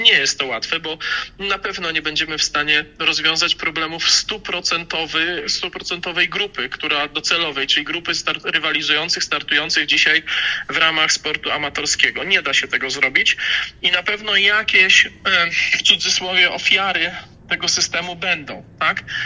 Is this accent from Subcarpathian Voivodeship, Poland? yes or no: yes; Rzeszów, Subcarpathian Voivodeship, Poland; ja jestem, pochodzę z Rzeszowa, tak? To jest miasto wojewódzkie